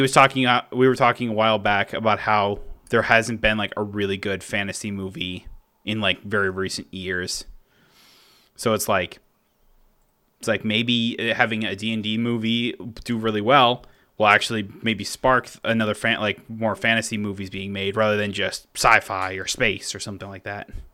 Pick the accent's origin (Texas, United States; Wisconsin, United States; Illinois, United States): Wisconsin, United States; Cross Plains; now in Middleton, United States; my hometown of Cross Plains